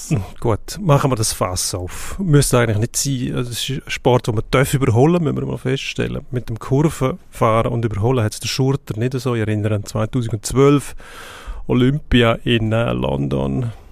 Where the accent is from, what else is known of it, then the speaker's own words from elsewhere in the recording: Switzerland; Gott, schön, dass wir da als Schweizer 1-2 ins Ziel kommen